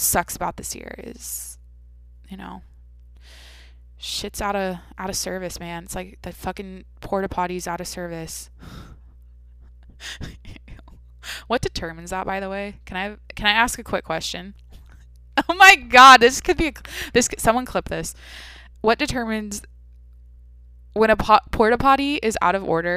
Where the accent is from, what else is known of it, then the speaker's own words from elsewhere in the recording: Washington, United States; moved away; I'm from Washington